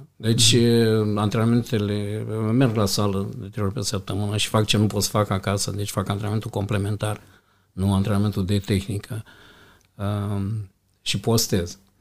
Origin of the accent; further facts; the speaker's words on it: Iași, Iași County, Romania; Am crescut într-un cartier, un cartier rău